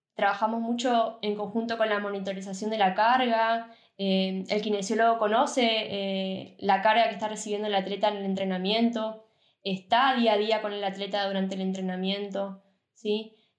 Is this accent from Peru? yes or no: no; Argentina; now in Germany; como profesional de Argentina